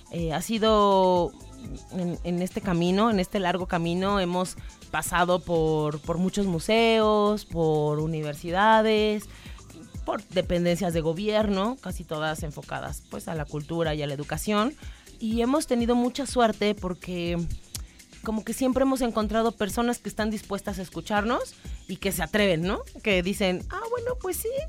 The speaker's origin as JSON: {"language": "Spanish", "country": "Mexico", "said": "eso que, que es como tan, tan nuestro ADN como mexicana"}